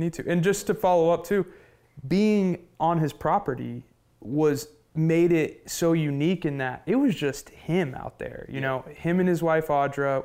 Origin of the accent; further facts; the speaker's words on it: Oklahoma, United States; I'm from Oklahoma